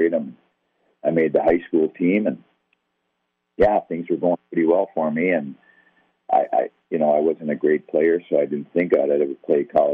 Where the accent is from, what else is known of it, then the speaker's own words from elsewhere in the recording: White Bear Lake, Minnesota, United States; I grew up right here in White Bear Lake, Minnesota